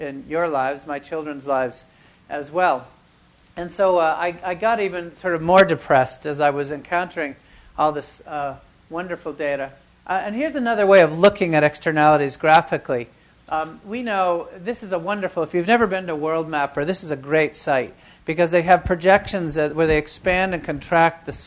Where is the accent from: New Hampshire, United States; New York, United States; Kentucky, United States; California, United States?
New Hampshire, United States; I grew up in New Hampshire as a child of shoe manufacturers